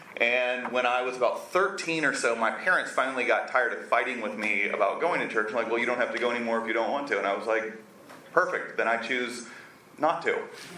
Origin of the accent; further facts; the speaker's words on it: Atlanta, Georgia, United States; moved away as an adult; also born or lived in Evanston, Illinois / Japan; now in Austin, United States; I grew up in Atlanta as a good Southern family. We went to church, but there was nothing spiritual or faith-driven about it at all.